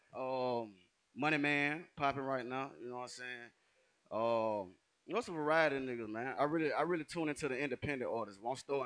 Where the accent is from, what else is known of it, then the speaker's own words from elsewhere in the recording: College Park, Georgia, United States; I'm straight College Park.